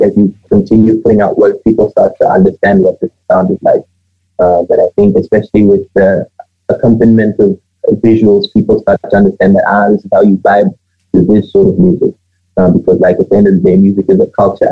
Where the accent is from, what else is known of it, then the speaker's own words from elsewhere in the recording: Botswana; I am originally from Zim. My parents, they left Zim in 1990, and they relocated to the site, and I was born here